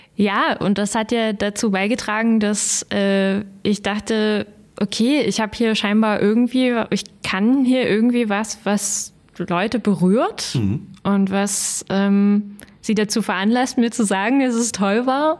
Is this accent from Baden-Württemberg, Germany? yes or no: no; Kirschau, Saxony, Germany; also born or lived in Görlitz; Aus Kirschau